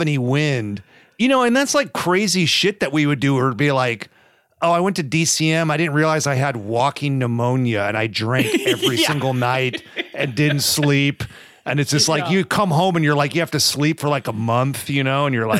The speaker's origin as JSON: {"language": "English", "area": "Sacramento Valley", "region": "Northern California", "country": "United States", "tie": "born or raised there", "also_born_or_lived": "Bay Area", "said": "I grew up in Northern California for the most part too, in the Sacramento Valley, and then I went to college in the Bay Area."}